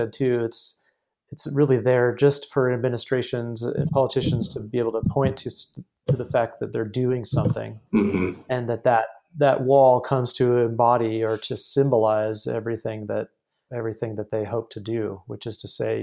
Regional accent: San Diego County, California, United States; now in Arizona, United States; I grew up in San Diego County, basically right on the border

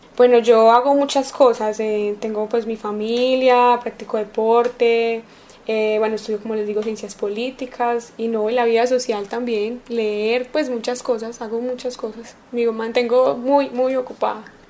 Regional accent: Antioquia, Colombia; soy paisa, entre comillas, porque no nací acá, pero siempre me crié en Antioquia

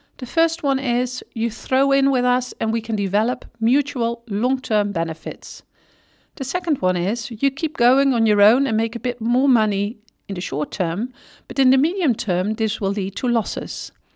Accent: Netherlands; wij Nederlanders

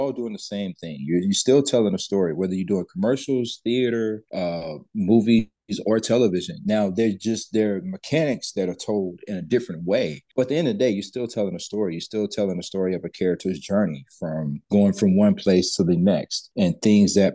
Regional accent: Texas, United States; also born or lived in Alexandria, Louisiana; I reside in Dallas, Texas

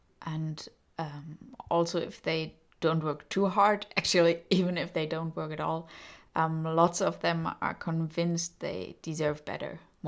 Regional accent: Dresden, Saxony, Germany; moved away as an adult; now in Prague, Czech Republic; I'm from Dresden in Germany. I'm 29 years old and I'm a violinist. I've been living abroad for 3 years in Prague in the Czech Republic.

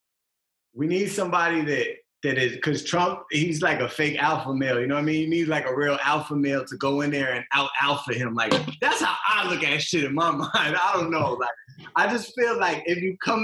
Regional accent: Cambridge, Massachusetts, United States; also born or lived in Boston, Massachusetts; I lived an extreme lifestyle in Cambridge, extreme since I was young. Like it was very accessible in my neighborhood to sell drugs.

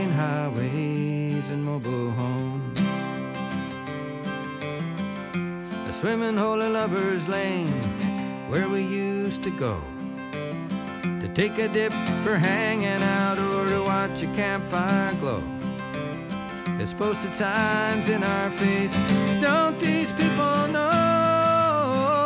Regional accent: upstate New York, United States; moved away; growing up, everybody milked cows. It was a little farm community in upstate New

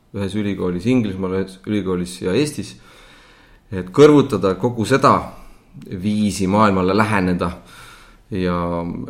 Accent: Estonia; moved away as an adult; also born or lived in Southeast Asia / United States / England; ma olen viimase kümne aasta jooksul päris märkimisväärse aja Eestist eemal olnud

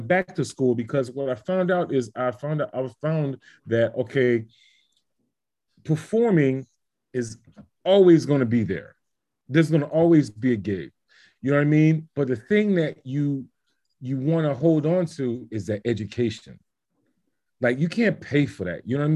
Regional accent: Miami, Florida, United States; moved away as an adult; So I'm from Miami, Florida. You know, I grew up in the church. You know, black kid in my hood practicing classical music.

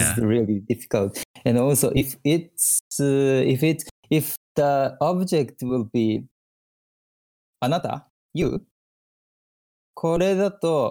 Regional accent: Japan; English is a second language; I'm Japanese, right? So I'm a Japanese

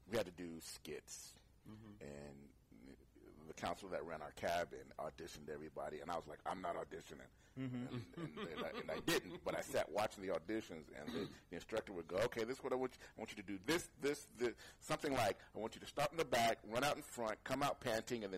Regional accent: Oakland, California, United States; also born or lived in San Bernardino, California; I was born in San Bernardino, but I don't remember. I moved out of there when I was young. Mm-hmm. Moved to Oakland and went to school in Oakland for a few years

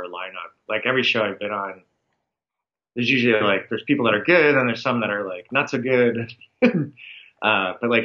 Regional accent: East Coast, United States; now in Los Angeles, United States; I grew up on the East Coast, and I remember moving to California

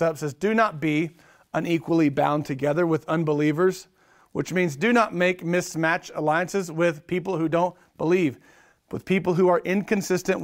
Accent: Oklahoma, United States; I'm from Oklahoma. I'm an Okie.

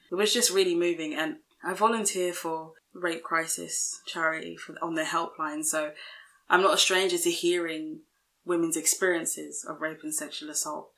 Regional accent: London, United Kingdom; we're from London, UK

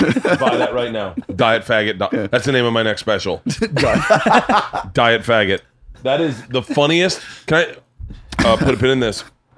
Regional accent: the South, United States; because I grew up in the South. I grew up with black people, not like in a black culture. I was very sheltered as a kid, obviously. But like, I knew how black churches were.

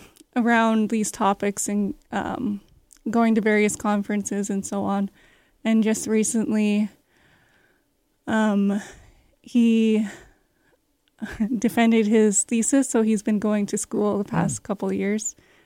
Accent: Canada; I grew up on Chugang First Nation mm-hmm. Reserve, mm-hmm. so I was really exposed to a lot of the culture mm-hmm. just from growing up there.

